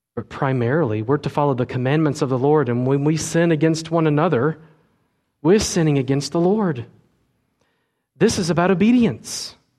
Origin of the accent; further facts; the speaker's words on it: United States; we as American twenty-first century Christians